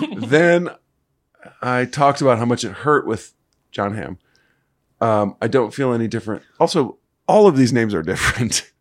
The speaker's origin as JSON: {"language": "English", "region": "Missouri", "country": "United States", "tie": "born or raised there", "said": "I grew up in Missouri"}